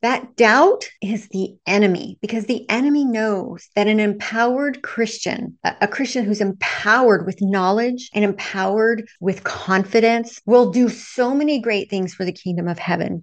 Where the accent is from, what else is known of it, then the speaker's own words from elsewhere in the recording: Texas, United States; I grew up Southern Baptist in the Bible Belt of Texas when I was very, very young.